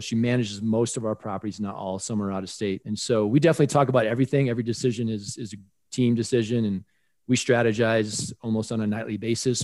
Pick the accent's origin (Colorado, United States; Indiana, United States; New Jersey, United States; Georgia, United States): Colorado, United States; in my home state of Colorado, living here in Denver